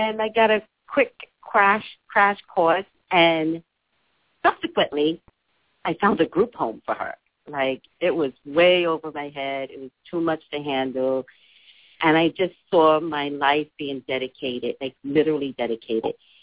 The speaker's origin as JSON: {"language": "English", "town": "New York City", "region": "New York", "country": "United States", "tie": "born or raised there", "moved": "yes", "lives_now": "California, United States", "said": "I'm from New York, native New Yorker"}